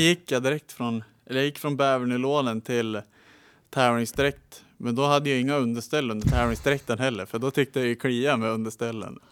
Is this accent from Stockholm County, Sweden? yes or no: no; Sundsvall, Västernorrland County, Sweden; also born or lived in Ljungby; Uppväxt här i Sundsvall. Bott, eh, föddes i Ljungby, men sen flyttade jag upp hit när jag var ett halvår, så jag är ju sundsvallare